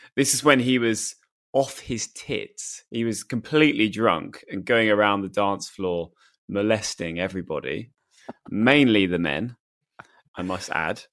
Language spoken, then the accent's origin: English; United Kingdom; I'm pretty British. I think I'm as British as they come